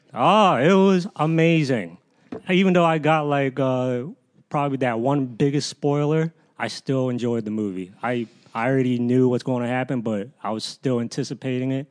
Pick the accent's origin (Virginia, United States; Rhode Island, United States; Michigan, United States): Virginia, United States; Fairfax; I grew up, I grew up around Northern Virgi, Northern Virginia, Fairfax, all my life